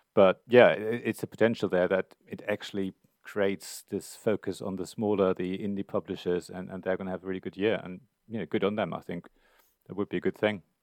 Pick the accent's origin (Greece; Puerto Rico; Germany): Germany; now in United Kingdom; I come from Germany originally